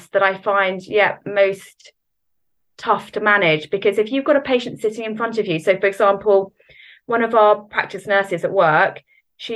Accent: Norfolk, East of England, United Kingdom; moved away as an adult; now in Southampton, United Kingdom; I'm originally from Norfolk and then moved a little bit after I was about 18 to pretty much down south

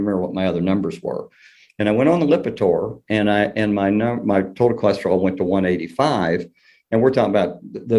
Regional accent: Kentucky, United States; accent: Southern; And thus my Southern accent, that and the fact that my mother was from Tennessee and my father was from Kentucky.

